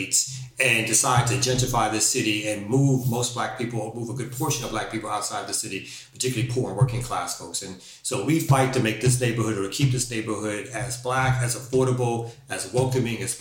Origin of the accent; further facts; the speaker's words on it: New York City, New York, United States; moved away as an adult; I'm originally from Brooklyn, New York